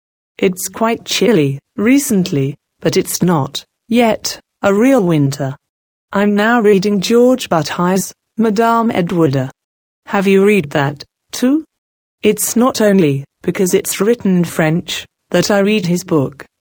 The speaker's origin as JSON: {"language": "English", "country": "Japan", "tie": "born or raised there", "second_language": "English", "said": "But I can't deny Japan completely, because it is my home country. It's almost one's instinct to defend it in one way or the other."}